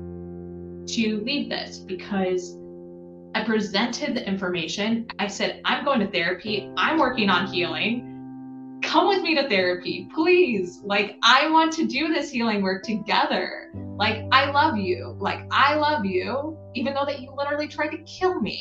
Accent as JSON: {"language": "English", "region": "Midwest", "country": "United States", "tie": "born or raised there", "also_born_or_lived": "Appalachia", "moved": "as an adult", "lives_now": "New York, United States", "said": "I grew up in the Midwest, and then I've also lived in Appalachia, as well as right now I live in the Northeast"}